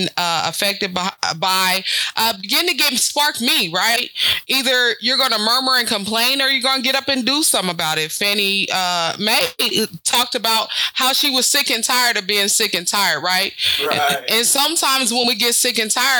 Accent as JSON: {"language": "English", "town": "Topeka", "region": "Kansas", "country": "United States", "tie": "born or raised there", "said": "I grew up here in Topeka, Kansas. My family moved here approximately, I was like fourth grade"}